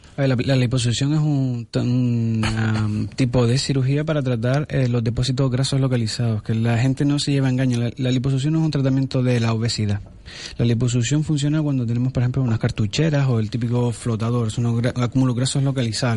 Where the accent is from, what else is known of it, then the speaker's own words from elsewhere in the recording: Spain; Somos españoles, pero vivimos en África